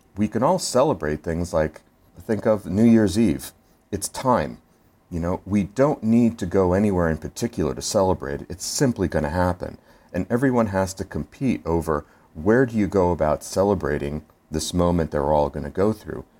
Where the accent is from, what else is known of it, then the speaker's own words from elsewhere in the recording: Philadelphia, Pennsylvania, United States; I'm from Philadelphia, and we have our Liberty Bell